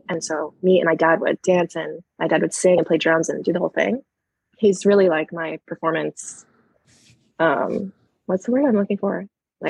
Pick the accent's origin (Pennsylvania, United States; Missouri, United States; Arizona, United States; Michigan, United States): Arizona, United States; moved away as an adult; also born or lived in Hawaii / New York; now in Los Angeles, United States; I was born in Hawaii, grew up in Arizona, went to university in New York, and now live in Los Angeles.